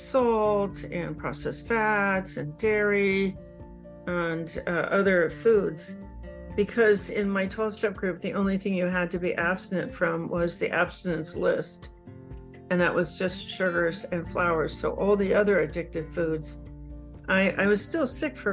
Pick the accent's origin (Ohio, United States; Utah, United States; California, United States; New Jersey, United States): Ohio, United States; Cincinnati; moved away; my hometown of Cincinnati